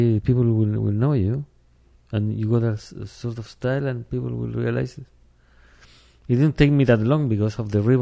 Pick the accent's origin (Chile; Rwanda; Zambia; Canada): Chile; English is a second language; now in London, United Kingdom; I'm from Chile